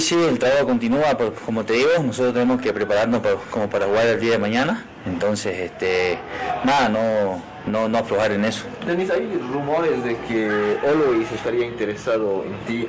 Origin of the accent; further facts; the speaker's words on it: Santa Cruz de la Sierra, Santa Cruz, Bolivia; moved away; soy de Santa Cruz y también me, eh, me, asusta porque tengo la familia allá también